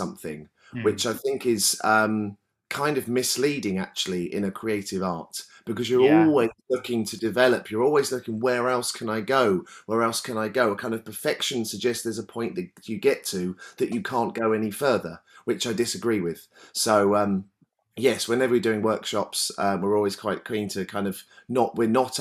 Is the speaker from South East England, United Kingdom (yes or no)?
yes; Brighton, South East England, United Kingdom; I'm from Brighton, where there's always been a lot of kind of music-y, arty stuff going on.